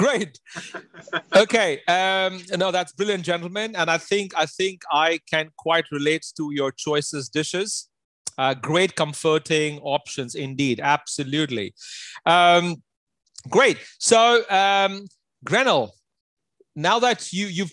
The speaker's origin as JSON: {"language": "English", "town": "Amritsar", "region": "Punjab", "country": "India", "tie": "born or raised there", "moved": "yes", "said": "my hometown in Amritsar"}